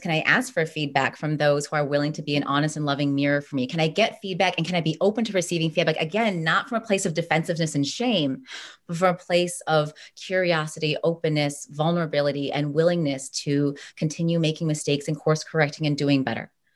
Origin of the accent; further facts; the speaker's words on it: United States; I was born here. I'm American